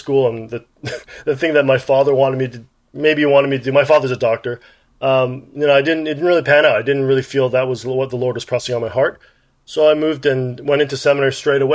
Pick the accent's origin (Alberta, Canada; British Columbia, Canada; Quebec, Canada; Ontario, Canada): Ontario, Canada; Toronto; also born or lived in Kingston, Ontario / Regina, Saskatchewan; I was born in Kingston, Ontario, and then my father got a job in Regina, Saskatchewan, believe it or not. And afterwards, when I was 8 years old, they came to Toronto